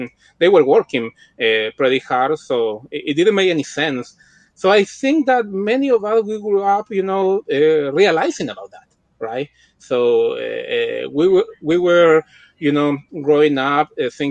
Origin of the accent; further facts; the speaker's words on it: Chillán, Ñuble, Chile; English is a second language; moved away as an adult; also born or lived in California; now in Santiago, Chile; I am from Chile, from southern Chile. You know, Chillán is a small city, not that small, like 250,000 people in Chile. And I grew up there